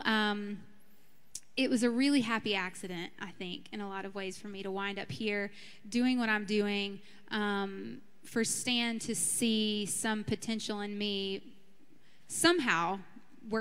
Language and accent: English; Birmingham, Alabama, United States; I grew up in Birmingham, Alabama, in a suburb of Birmingham, grew up Southern Baptist